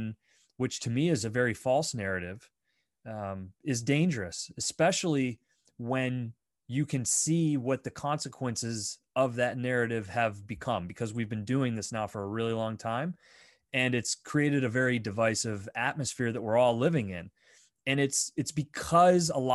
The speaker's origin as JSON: {"language": "English", "country": "United States"}